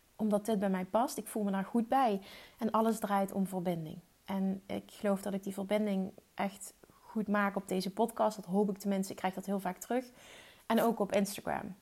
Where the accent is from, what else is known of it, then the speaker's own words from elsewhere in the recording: Limburg, Netherlands; accent: Limburgish; ik heb een Limburgs accent